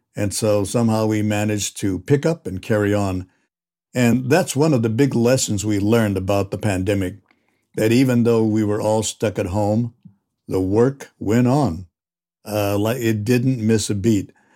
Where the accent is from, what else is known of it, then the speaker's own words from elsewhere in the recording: Santa Barbara, California, United States; growing up in Santa Barbara